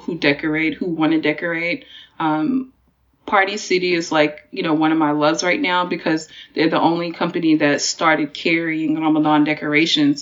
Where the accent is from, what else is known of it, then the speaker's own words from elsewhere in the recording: Texas, United States; moved away as an adult; also born or lived in Washington, D.C.; I'm from Texas, but I went to college in DC